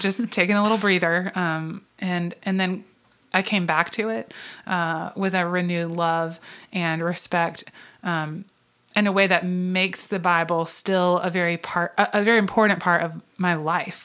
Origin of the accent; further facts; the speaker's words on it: the South, United States; I grew up in Southern Baptist churches um, and in a, a, a Southern Baptist family, probably not um, because we intentionally were so, but just because we lived in the South